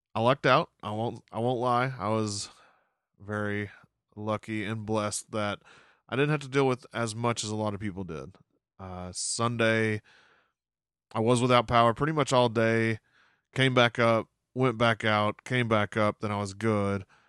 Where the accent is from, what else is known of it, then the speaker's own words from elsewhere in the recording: Arkansas, United States; moved away; my home state of Arkansas, we didn't have one of these